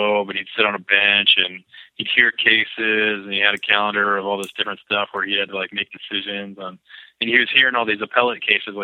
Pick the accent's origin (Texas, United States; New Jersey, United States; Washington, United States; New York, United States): Washington, United States; Lakewood; I was born in Lakewood, which is like south of Tacoma